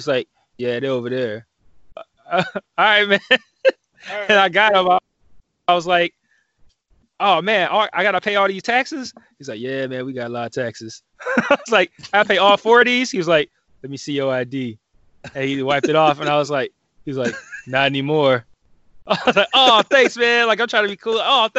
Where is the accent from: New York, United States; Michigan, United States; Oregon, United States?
Michigan, United States; Detroit; hey man, hey, I'm in town from Detroit. I heard a lot about this place.